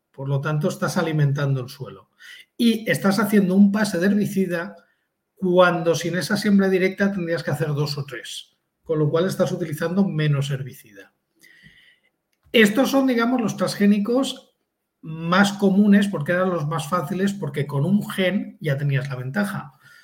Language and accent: Spanish; near Alicante, Valencian Community, Spain; el descubridor original es de Alicante, que es muy cerca de donde yo nací